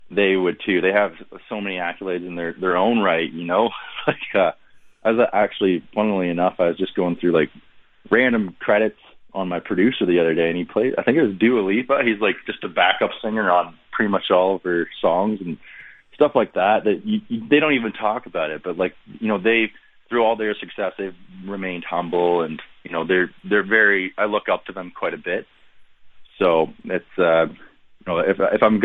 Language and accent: English; Millbrook, Ontario, Canada; I was this kid from Millbrook